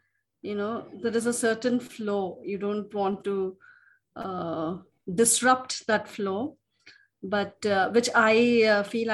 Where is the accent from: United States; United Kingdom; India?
India; Mysore, Karnataka; I'm from Mysore